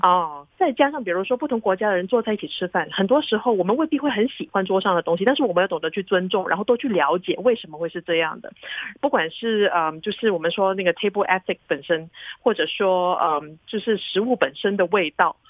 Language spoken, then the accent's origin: Chinese; Hong Kong; also born or lived in Singapore; now in Taiwan; 我从小在香港长大